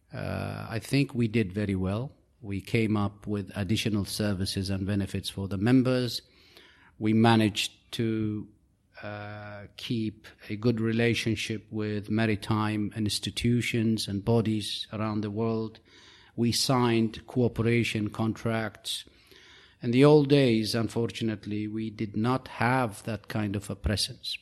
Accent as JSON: {"language": "English", "country": "United Arab Emirates", "said": "I'm from the United Arab Emirates."}